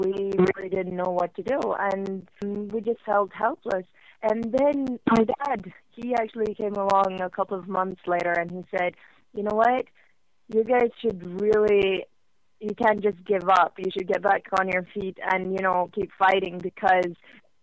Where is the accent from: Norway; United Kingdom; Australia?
Norway; English is a second language; I actually live in Norway. I'm born and brought up here.